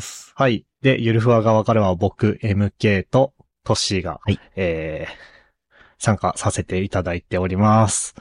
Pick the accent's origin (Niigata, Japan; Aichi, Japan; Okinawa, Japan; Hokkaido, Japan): Hokkaido, Japan; Sapporo; moved away as an adult; now in Tokyo, Japan; 僕の出身の北海道の札幌